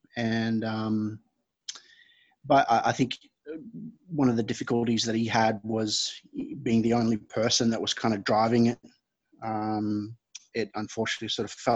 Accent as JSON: {"language": "English", "country": "Fiji", "tie": "born or raised there", "moved": "yes", "said": "My background's Fijian, so I was born and raised here in Fiji"}